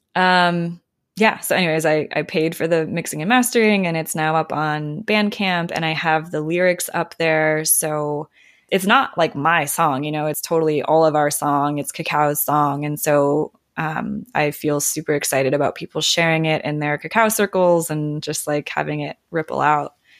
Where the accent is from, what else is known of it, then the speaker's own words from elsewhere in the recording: Minnesota, United States; now in Sierra foothills, Northern California, United States; I grew up in Minnesota